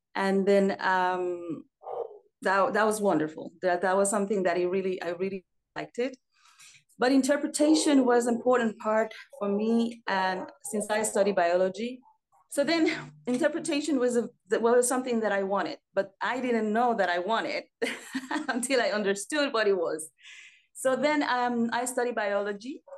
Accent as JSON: {"language": "English", "town": "Mérida", "region": "Yucatán", "country": "Mexico", "tie": "born or raised there", "moved": "yes", "lives_now": "Paris, France", "said": "I was born in Merida, is the Yucatan Peninsula"}